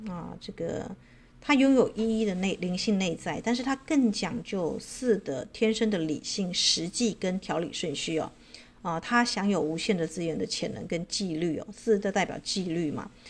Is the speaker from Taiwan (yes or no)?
no; China; 我们中国人最最忌讳啊这个谈到四嘛，对不对？